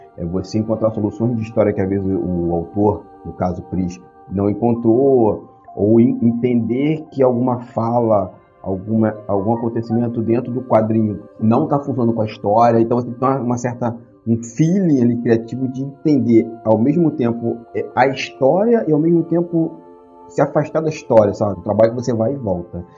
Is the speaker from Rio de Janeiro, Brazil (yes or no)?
yes; Magé, Rio de Janeiro, Brazil; moved away; minha, minha terra, né, Magé